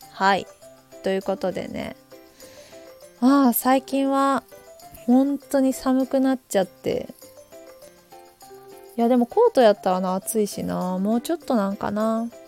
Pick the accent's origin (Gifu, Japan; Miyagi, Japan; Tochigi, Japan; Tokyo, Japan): Gifu, Japan; Takayama; accent: Hida dialect; 今日は飛騨弁で喋るわ。いや私、岐阜県の高山市出身っていうのを、えー、この間喋ったんやけど、私の町では鉛があります。飛騨弁という鉛がね、ある。